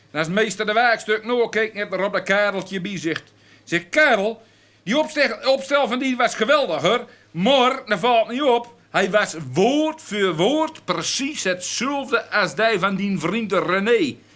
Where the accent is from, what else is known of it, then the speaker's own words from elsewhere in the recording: Netherlands; Ik ben, ik ben Hollander